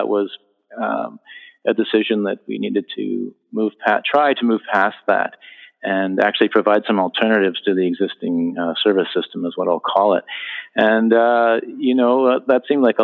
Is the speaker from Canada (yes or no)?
yes; Ottawa, Ontario, Canada; I grew up here in Ottawa and went to the public school system